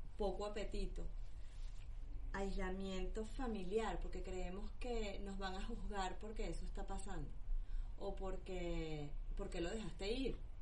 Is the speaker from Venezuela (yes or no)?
yes; Venezuela; moved away; lo hablo porque soy venezolana